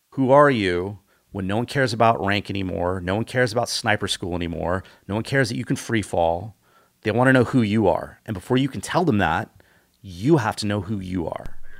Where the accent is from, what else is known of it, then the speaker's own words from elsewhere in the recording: Los Osos, California, United States; I grew up on the Central Coast of California, on a small town called Los Losos.